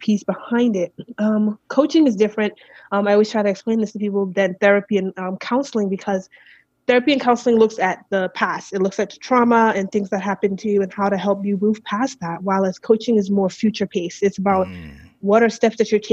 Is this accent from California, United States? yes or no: no; New York City, New York, United States; moved away as an adult; now in Phoenix, United States; I'm from Brooklyn, New York. That's where I was raised